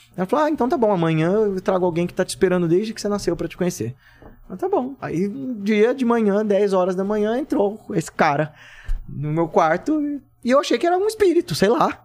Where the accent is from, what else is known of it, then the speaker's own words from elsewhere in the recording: Brazil; eu cresci na Coab